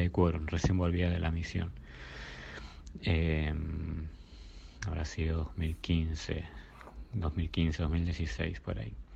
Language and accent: Spanish; Burzaco, Buenos Aires Province, Argentina; yo soy de Bursaco de Buenos Aires